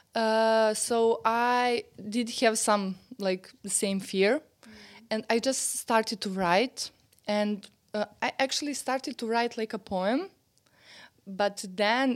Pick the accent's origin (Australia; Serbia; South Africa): Serbia; English is a second language; I'm from Serbia. Yeah. I live in Belgrade